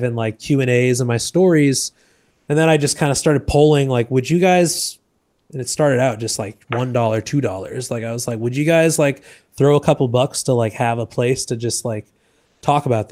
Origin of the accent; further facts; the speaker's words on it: Boston, Massachusetts, United States; moved away as an adult; also born or lived in New York / Los Angeles; now in Puerto Rico; I'm originally from Boston